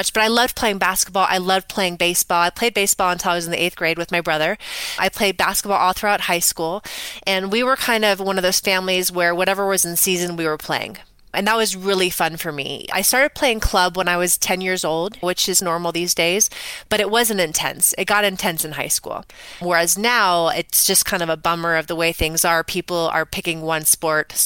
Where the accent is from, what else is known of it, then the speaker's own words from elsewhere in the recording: Scotts Valley, California, United States; also born or lived in Bay Area, California; I grew up in Scotts Valley, California, which is right down the road from you, which is nestled in the Redwoods.